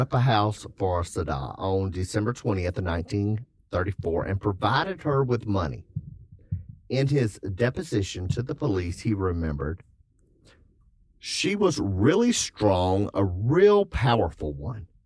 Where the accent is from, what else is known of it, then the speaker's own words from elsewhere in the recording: South Carolina, United States; I'm from South Carolina